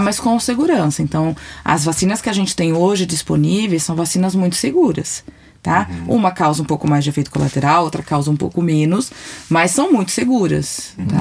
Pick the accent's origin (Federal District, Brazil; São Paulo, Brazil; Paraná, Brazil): São Paulo, Brazil; eu sou de São Paulo